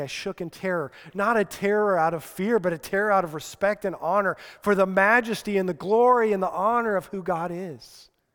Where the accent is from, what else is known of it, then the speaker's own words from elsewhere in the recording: Colorado, United States; grew up in Colorado